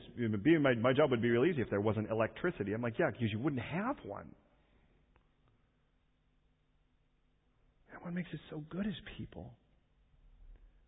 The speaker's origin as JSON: {"language": "English", "town": "Chicago", "region": "Illinois", "country": "United States", "tie": "born or raised there", "said": "I was raised in Chicago."}